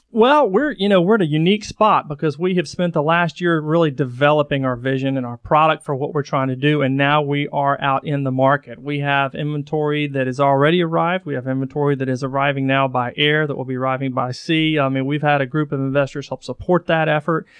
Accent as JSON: {"language": "English", "town": "Chattanooga", "region": "Tennessee", "country": "United States", "tie": "born or raised there", "said": "I'm born and raised in Chattanooga"}